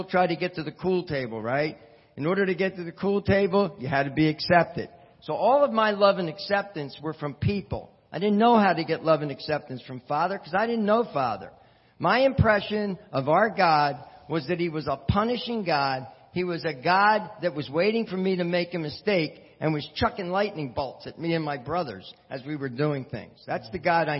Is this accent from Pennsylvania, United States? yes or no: yes; Philadelphia, Pennsylvania, United States; now in New Jersey, United States; I grew up in Philadelphia, Pennsylvania